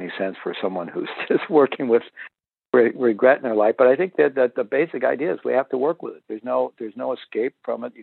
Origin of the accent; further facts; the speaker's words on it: Missouri, United States; I'm originally from Missouri, the show me state